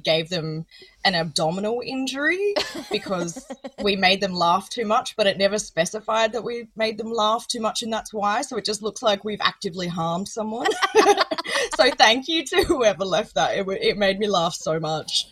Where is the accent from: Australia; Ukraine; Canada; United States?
Australia; Adelaide, South Australia; born or raised there